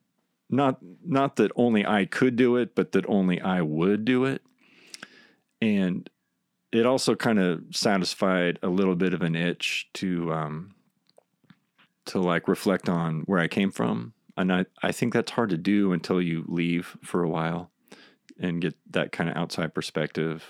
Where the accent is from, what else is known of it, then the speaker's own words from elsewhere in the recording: Rogers County, Oklahoma, United States; I grew up in Rogers County, and that was like our field trip